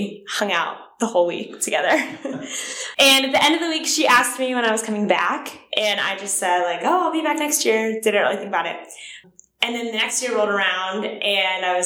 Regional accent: Pittsburgh, Pennsylvania, United States; now in Nashville, United States; I grew up in Pittsburgh, Pennsylvania

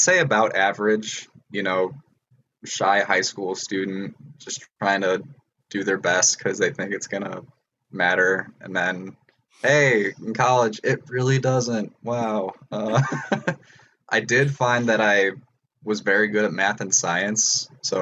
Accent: Antioch, Illinois, United States; I'm from Antioch, Illinois.

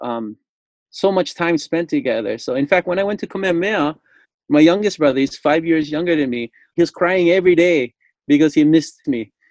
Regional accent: Lanai, Hawaii, United States; I'm from the island of Lanai, born and raised, and my dad was a Lanai boy

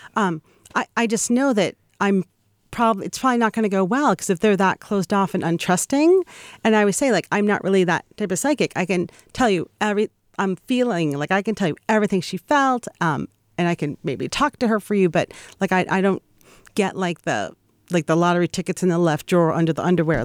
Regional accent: Boston, Massachusetts, United States; I'm a Yankee. I'm from Boston

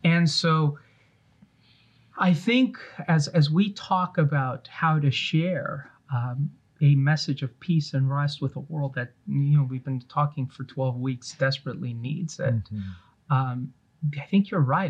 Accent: Los Angeles, California, United States; also born or lived in East Coast; I grew up uh, watching Jerome Bettis play for the Los Angeles Rams

